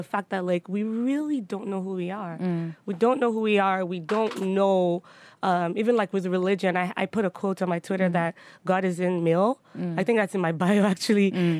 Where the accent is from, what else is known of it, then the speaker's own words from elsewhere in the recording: Nigeria; Like now I actually really enjoy being Nigerian. I enjoy being Yoruba.